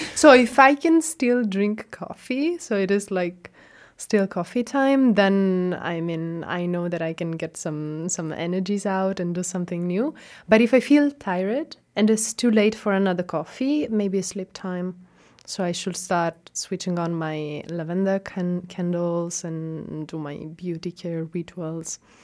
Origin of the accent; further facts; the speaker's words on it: Catania, Sicily, Italy; first language Italian; English is a second language; moved away as an adult; now in Osnabrück, Germany; I studied in my hometown, so I am Sicilian and I'm coming from Catania